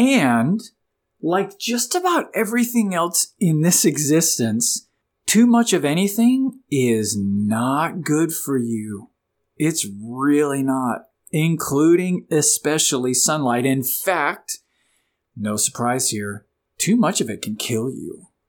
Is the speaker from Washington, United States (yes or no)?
no; Florida, United States; moved away; I grew up in the Sunshine State, Florida, but I've been up here in Virginia for the last 20 years.